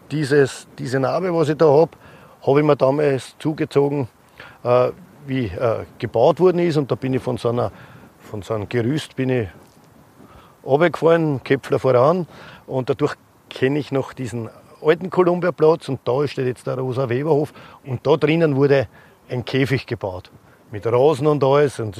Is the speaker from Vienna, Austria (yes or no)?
yes; Vienna, Austria; Und der Andi kommt aus Strebersdorf und ich komme aus Jedler See.